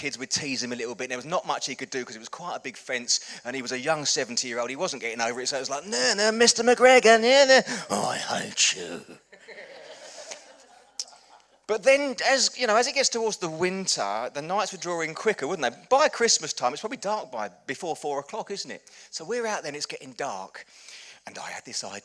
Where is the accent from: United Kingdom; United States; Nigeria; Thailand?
United Kingdom; Chelmsford, East of England; when I was growing up, I grew up in Chelmsford. It's about half an hour up the road